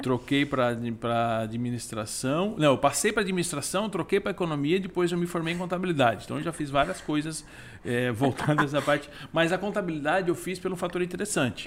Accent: Criciúma, Santa Catarina, Brazil; Criciúma, natural, crescido, nascido e criado em Criciúma, Santa Catarina

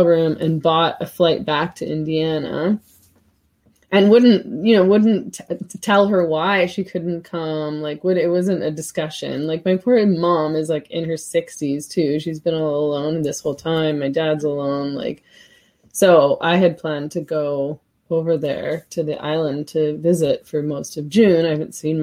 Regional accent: Vancouver, British Columbia, Canada; I was born in Canada, so we lived here for, you know, they moved to Vancouver before my sister and I were born

